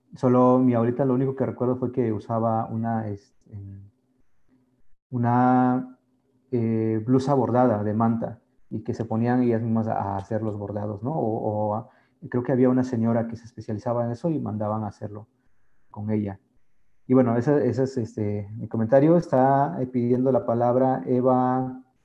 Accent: Sierra Juárez, Oaxaca, Mexico; Somos un, sector muy específico en la Sierra Juárez y estamos muy definidos geográficamente y lingüísticamente también.

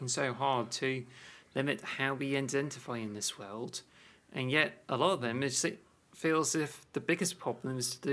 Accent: United Kingdom; in the UK though, we don't like celebrate

